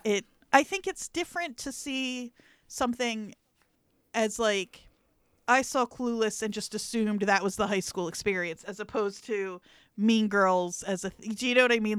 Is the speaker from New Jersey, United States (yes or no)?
yes; New Jersey, United States; in South Jersey, at least the part that I was from